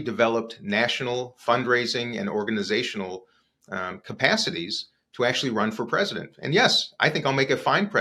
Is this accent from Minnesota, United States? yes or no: yes; Minneapolis, Minnesota, United States; I was on a radio show in my hometown of Minneapolis